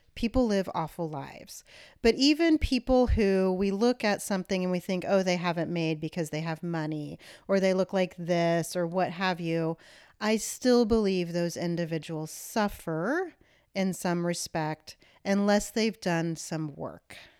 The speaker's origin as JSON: {"language": "English", "region": "Kansas", "country": "United States", "tie": "born or raised there", "said": "I was born in Kansas"}